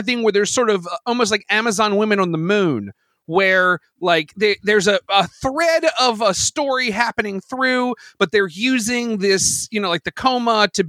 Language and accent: English; United States